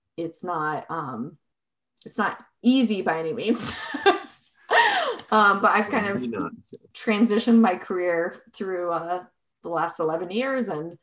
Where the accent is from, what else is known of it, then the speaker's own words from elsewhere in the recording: Arizona, United States; now in Colorado, United States; I'm originally from Arizona